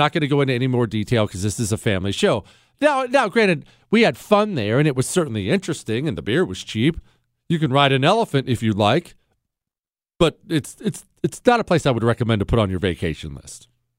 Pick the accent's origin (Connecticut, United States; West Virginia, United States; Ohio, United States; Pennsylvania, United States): Ohio, United States; also born or lived in Montana; Well, I mean, I grew up in Ohio and Montana.